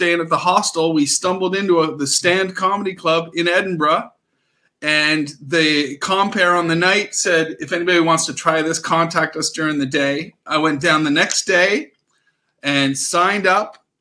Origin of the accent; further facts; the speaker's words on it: Nova Scotia, Canada; moved away; also born or lived in Great Britain; I am from Eastern Canada, a little place called Nova Scotia